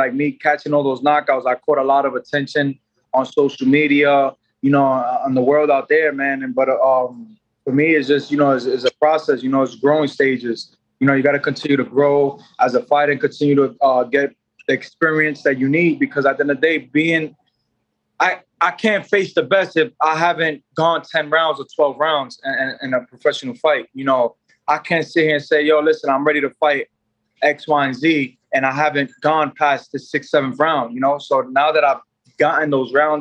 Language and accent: English; New York City, New York, United States; also born or lived in Puerto Rico; my city, my hometown, Madison Square Garden